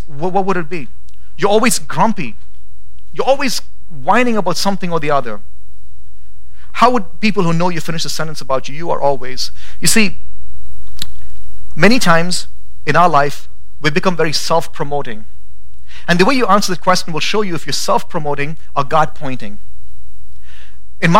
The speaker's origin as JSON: {"language": "English", "country": "India", "tie": "born or raised there", "moved": "yes", "lives_now": "Boise, United States", "said": "I grew up in India, and that was just a part of my language at home."}